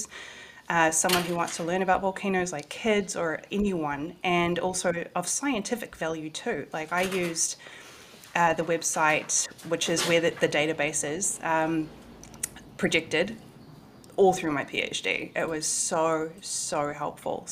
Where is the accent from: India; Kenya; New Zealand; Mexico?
New Zealand; moved away as an adult; also born or lived in Washington, D.C., United States; Back in my hometown, I moved home last year to be with family